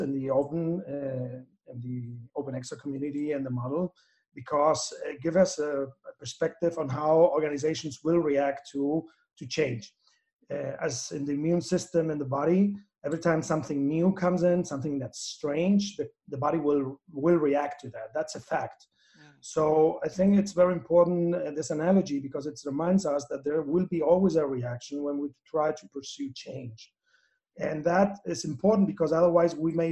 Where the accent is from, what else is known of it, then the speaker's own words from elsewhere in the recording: Spain; now in Chile; I'm based in Chile, as you said, and it's there where I make my life, even though I'm from Spain.